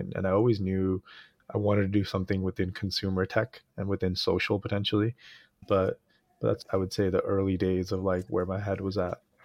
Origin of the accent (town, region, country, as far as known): Easton, Pennsylvania, United States; born or raised there; moved away as an adult; also born or lived in Jalandhar, Punjab, India / Queens, New York; now in San Francisco, United States